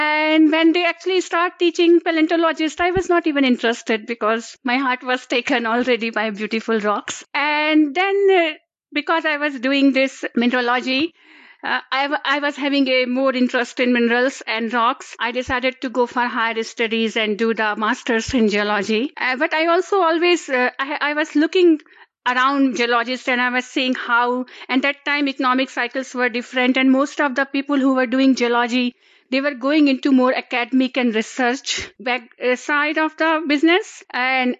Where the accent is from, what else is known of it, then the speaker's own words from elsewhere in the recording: India; I'm from India, so we don't study geology at a school level